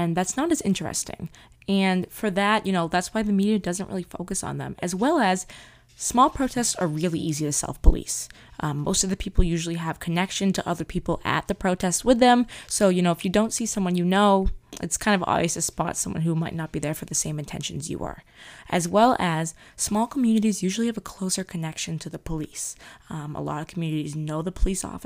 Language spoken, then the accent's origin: English; central Massachusetts, United States; my hometown